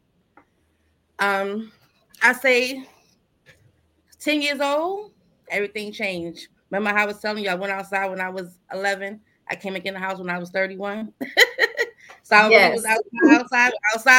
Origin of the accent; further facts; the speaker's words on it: United States; I'm from Sumner Projects